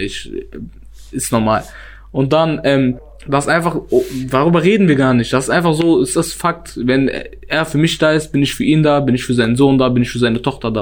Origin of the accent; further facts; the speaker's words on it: Germany; ich komme aus Wellheim.